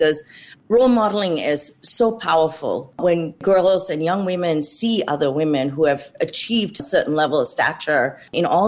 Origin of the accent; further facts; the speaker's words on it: Australia; moved away as an adult; also born or lived in Malaysia; now in Silicon Valley, United States; growing up in Australia after that, I ultimately chose to study engineering at university.